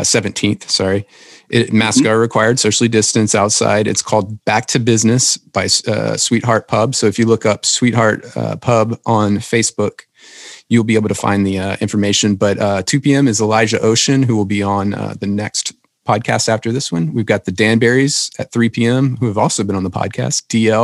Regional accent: Louisiana, United States; now in Nashville, United States; I'm from Louisiana

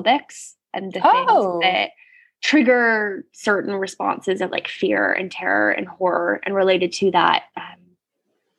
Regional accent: United States; being American

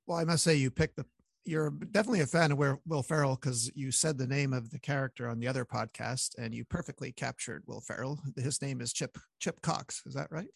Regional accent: Montreal, Quebec, Canada; when you're from Montreal, you go to hockey games

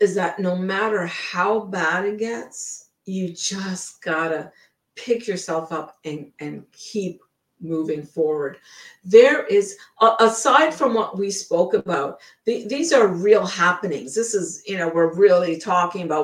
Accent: Ottawa, Ontario, Canada; moved away as an adult; also born or lived in British Columbia, Canada; now in Blaine, United States; we were growing up in Ottawa

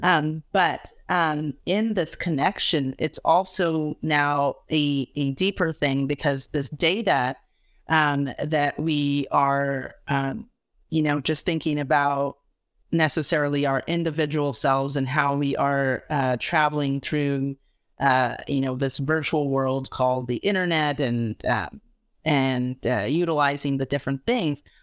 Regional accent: California, United States; I'm a Californian

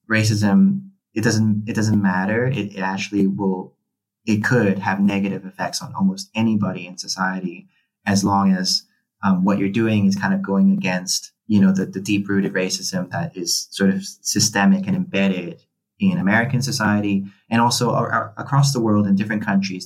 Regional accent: Hong Kong; moved away as an adult; also born or lived in United Kingdom; I grew up in Hong Kong. I'm a Filipino Chinese person

